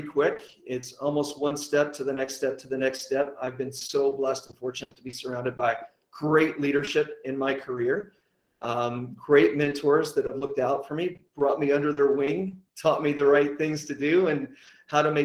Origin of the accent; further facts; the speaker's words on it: Dallas, Texas, United States; moved away as an adult; also born or lived in Atlanta; I'm originally from Dallas, Texas, born and raised